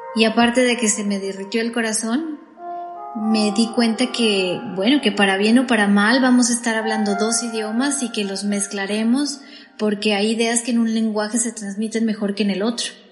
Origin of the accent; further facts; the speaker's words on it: Mexico; accent: latino; first language Spanish; moved away as an adult; Yo era la única mexicana en una empresa de ciento y tantas personas